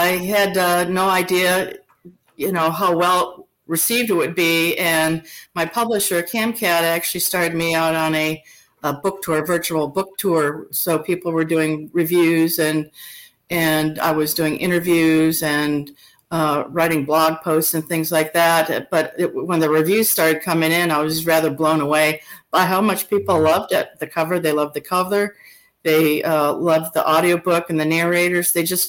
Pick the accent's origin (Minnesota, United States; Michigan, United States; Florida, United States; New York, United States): Minnesota, United States; I was up in Minnesota, which is my home state